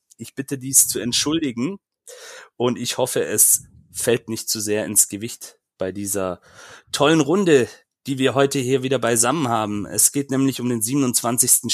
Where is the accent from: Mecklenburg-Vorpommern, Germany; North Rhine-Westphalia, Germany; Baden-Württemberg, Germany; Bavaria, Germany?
Baden-Württemberg, Germany; Böblingen district; Ich komme nämlich aus Böblingen